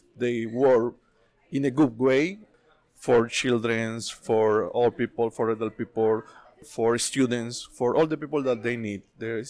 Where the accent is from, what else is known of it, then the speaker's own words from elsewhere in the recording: Colombia; moved away as an adult; now in Canada; from Colombia.